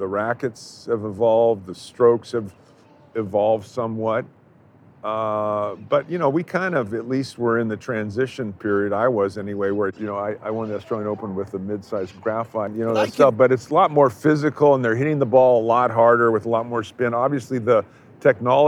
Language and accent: English; San Diego, California, United States; we grew up in San Diego together